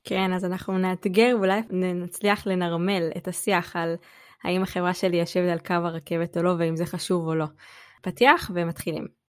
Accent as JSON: {"language": "Hebrew", "town": "Jerusalem", "region": "Jerusalem District", "country": "Israel", "tie": "born or raised there", "also_born_or_lived": "Beersheba", "moved": "as an adult", "said": "אני ירושלמית במקור, גדלתי בירושלים"}